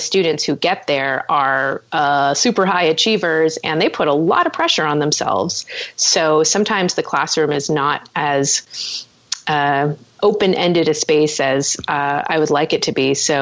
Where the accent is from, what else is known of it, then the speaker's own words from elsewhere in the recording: Orange County, California, United States; now in Los Angeles, United States; I'm from Orange County, which is where UC Irvine is located